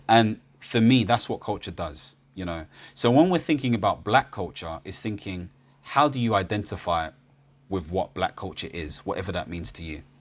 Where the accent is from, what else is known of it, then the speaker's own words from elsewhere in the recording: United Kingdom; I'm Ghanaian British